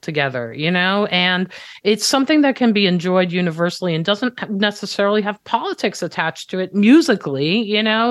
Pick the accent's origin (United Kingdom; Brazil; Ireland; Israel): Israel; moved away; I'm Israeli. I was born and raised in Israel.